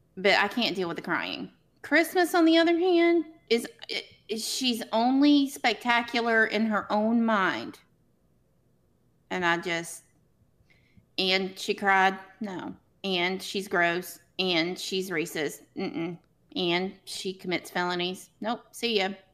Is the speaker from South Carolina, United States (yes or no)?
no; Arkansas, United States; I'm from Arkansas